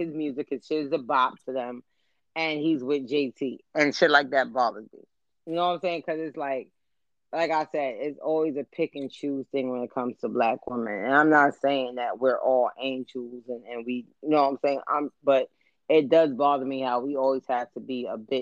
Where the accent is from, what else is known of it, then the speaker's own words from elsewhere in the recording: New York City, New York, United States; I'm from the South Bronx